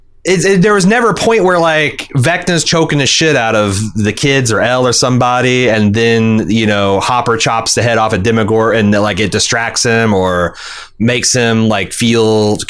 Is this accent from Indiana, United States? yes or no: yes; Anderson, Indiana, United States; I grew up in Anderson, Indiana, the meth capital of the Midwest.